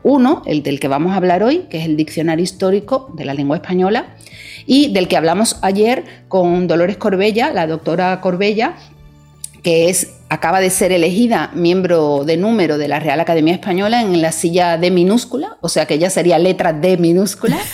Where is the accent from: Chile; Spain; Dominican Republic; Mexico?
Dominican Republic; hay motivos para sentirse muy orgullosos también como dominicanos